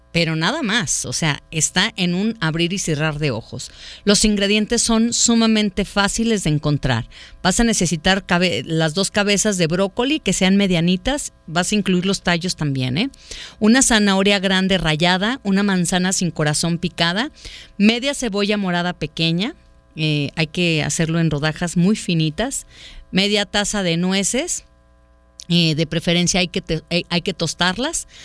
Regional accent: Ajijic, Jalisco, Mexico; Soy … de Ajijic.

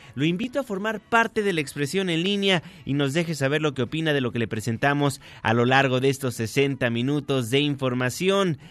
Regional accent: Mexico; como mexicanos

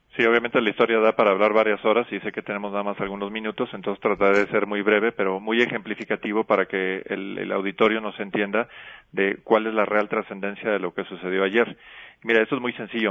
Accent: Guanajuato, Mexico; Yo soy oriundo de Guanajuato

